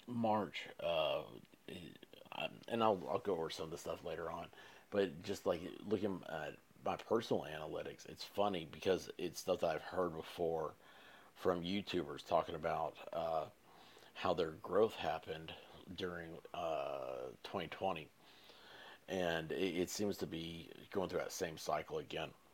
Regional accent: Tennessee, United States; I'm from Tennessee.

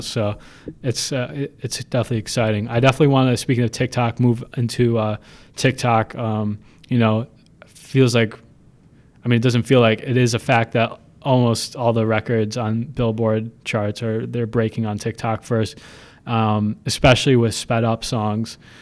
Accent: Buffalo, New York, United States; I'm from Buffalo.

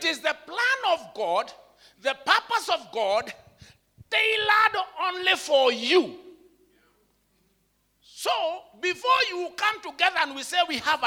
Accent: Kenya; I am an African. I'm a Kenyan.

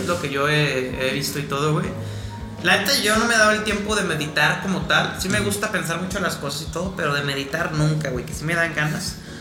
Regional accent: Mexico; me gusta mi acento, me gusta ser mexicano

